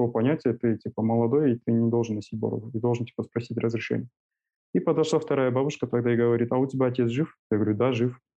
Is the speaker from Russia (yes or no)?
no; Almaty, Kazakhstan; Я а, коренной алматинец